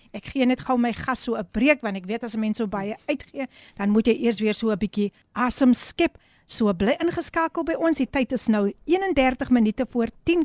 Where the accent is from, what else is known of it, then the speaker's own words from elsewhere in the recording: Somerset West, Western Cape, South Africa; my geboortedorp. Ek moet dit met trots sê, Somerset Wes